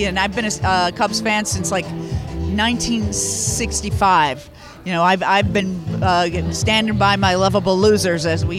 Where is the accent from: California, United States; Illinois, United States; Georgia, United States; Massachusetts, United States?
Illinois, United States; Chicago; I'm from Chicago.